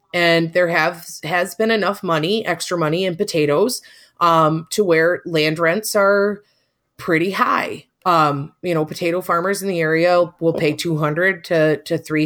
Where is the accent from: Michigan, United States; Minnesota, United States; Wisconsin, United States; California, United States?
Michigan, United States; Edmore; I'm from Central Michigan. Edmore, Michigan is the exact town that I grew up in.